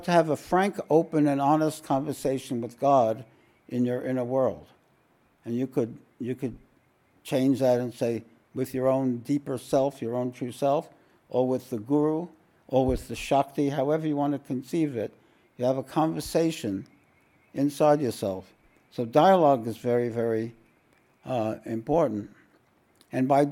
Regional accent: New York City, New York, United States; I grew up in Williamsburg, Brooklyn, where the Satmar Hasidim were.

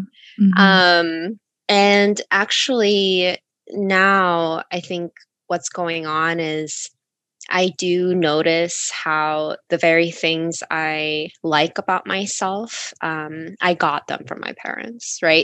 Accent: United States; when I was growing up in America

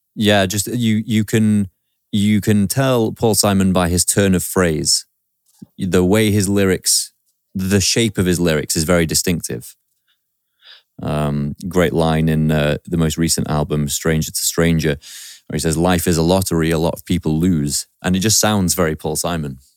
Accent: Stockport, North West England, United Kingdom; also born or lived in Manchester; that's my hometown, Stockport. That's where I grew up.

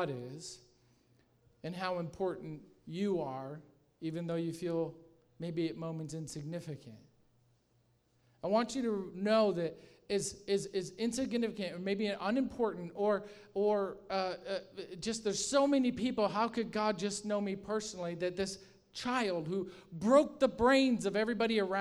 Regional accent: Michigan, United States; I'm from Michigan

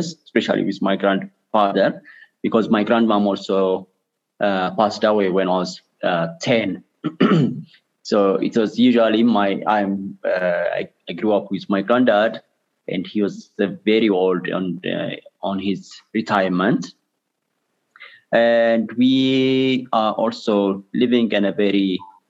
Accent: Addis Ababa, Ethiopia; I grew up in Addis Ababa and I live also here

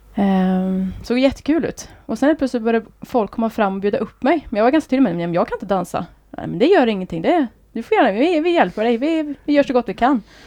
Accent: Skövde, Västra Götaland, Sweden; moved away as an adult; also born or lived in Trollhättan; now in Gothenburg, Sweden; då bodde jag i Skövde, eller Häggum då som det heter. Ja, okay. Så där är jag uppväxt då.

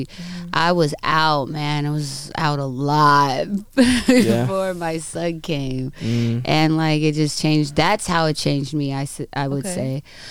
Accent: California, United States; I'm actually from the Inland Empire.

